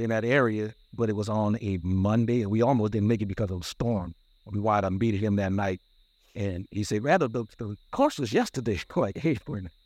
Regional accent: New Orleans, Louisiana, United States; now in California, United States; We from New Orleans, born and raised in New Orleans

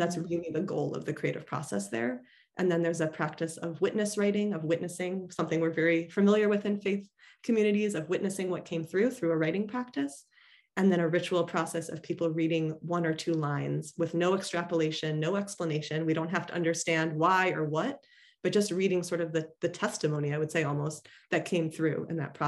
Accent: Chicago suburb, Illinois, United States; moved away; the synagogue I grew up at in the Chicago suburb

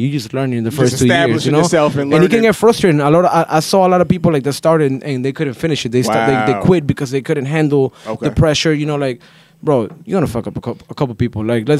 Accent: Lima, Peru; now in Sanford, United States; I'm Peruvian. I'm from Lima.

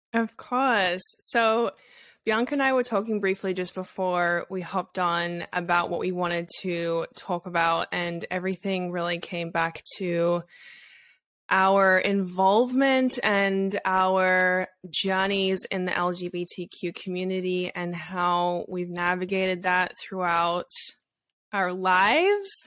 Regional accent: Australia; moved away; I grew up in Australia, so it's very different there

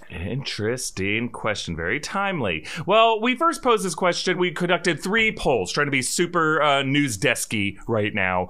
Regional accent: Florida, United States; now in Hollywood, United States; my home state loves to haunt me

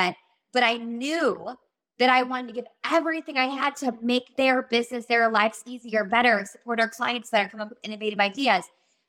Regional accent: Milwaukee, Wisconsin, United States; I don't know anybody in Hollywood. I'm from Milwaukee, Wisconsin.

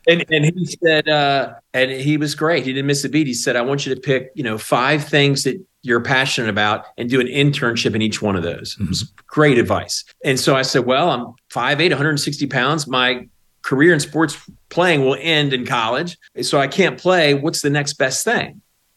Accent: Baltimore, Maryland, United States; moved away as an adult; now in Roanoke, United States; I grew up in Baltimore, Maryland

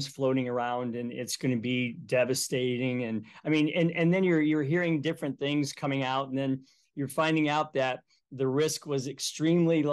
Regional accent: Cleveland, Ohio, United States; now in Toledo, United States; I grew up in Cleveland, Ohio

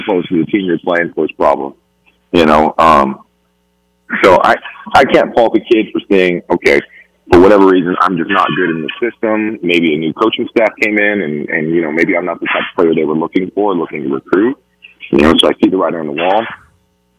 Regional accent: Albuquerque, New Mexico, United States; I'm playing for my hometown team of UNM

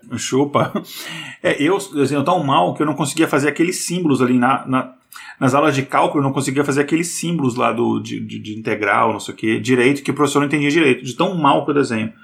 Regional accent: Brasília, Federal District, Brazil; moved away as an adult; also born or lived in Boa Vista, Roraima; eu sou de Brasília

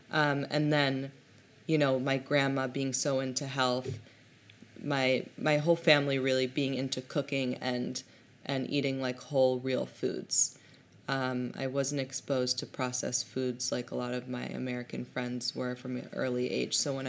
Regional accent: Hong Kong; also born or lived in Berlin, Germany; now in New York City, United States; I was born in Hong Kong

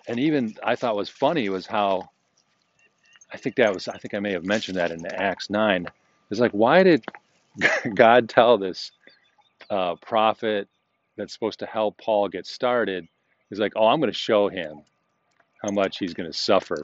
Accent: United States; we, as American Christians, modern Christians

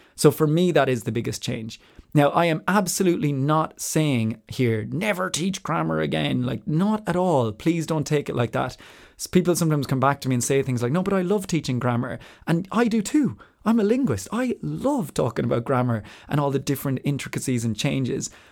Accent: Ireland; moved away; also born or lived in Spain / France / Switzerland / New Zealand; I am Irish and I identify as Irish

